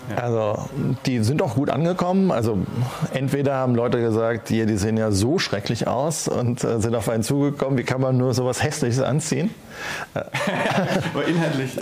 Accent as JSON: {"language": "German", "town": "Schneebergerhof", "region": "Rhineland-Palatinate", "country": "Germany", "tie": "born or raised there", "said": "auf dem Schneeberger Hof, äh, meinem Heimatort"}